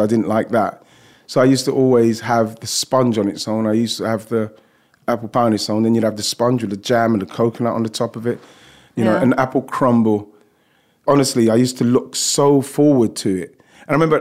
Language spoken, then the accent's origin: English; London, United Kingdom; I grew up in and around Broccoli, Lewisham, Deptford